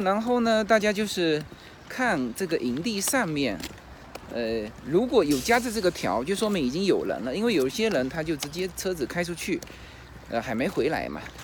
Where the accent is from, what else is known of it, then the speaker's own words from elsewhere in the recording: China; 我们中国人很少这样子